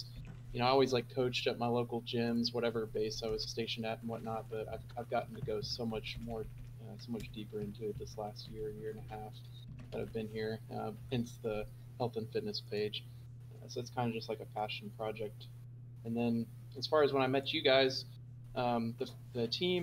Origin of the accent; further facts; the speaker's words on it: Oklahoma, United States; moved away as an adult; I'm originally from Oklahoma, which is like the very middle of the states.